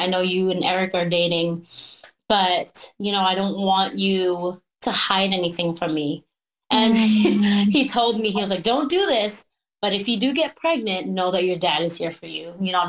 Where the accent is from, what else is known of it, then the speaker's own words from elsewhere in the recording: Philippines; moved away; And, you know, growing up in the Philippines, it was so different from like, I would go home and I was raised like Filipino style